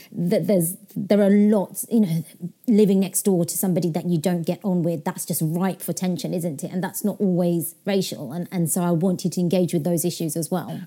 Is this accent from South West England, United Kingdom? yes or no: no; London, United Kingdom; also born or lived in Yorkshire; I was in Yorkshire, so I wasn't in my hometown where I grew, grew up. You know, I'm back in London now